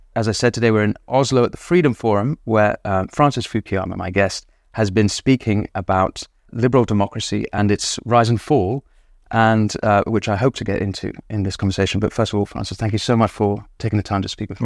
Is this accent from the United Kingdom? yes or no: yes; England, United Kingdom; as an Englishman